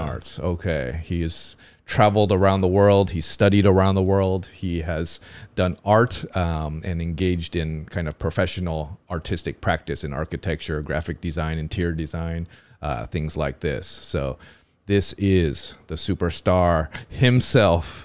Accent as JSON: {"language": "English", "region": "Southern California", "country": "United States", "tie": "born or raised there", "said": "That's what I grew up"}